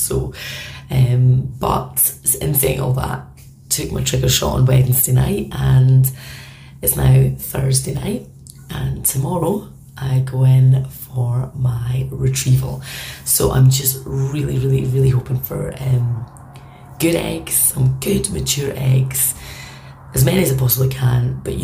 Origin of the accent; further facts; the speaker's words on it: Scotland, United Kingdom; moved away as an adult; now in Belfast, United Kingdom; I'm Scottish and I've been living here for 10 years.